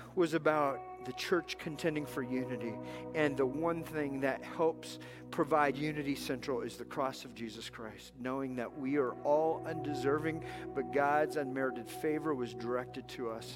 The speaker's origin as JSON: {"language": "English", "region": "Southern California", "country": "United States", "tie": "born or raised there", "also_born_or_lived": "Texas", "moved": "yes", "said": "I was raised in Southern California."}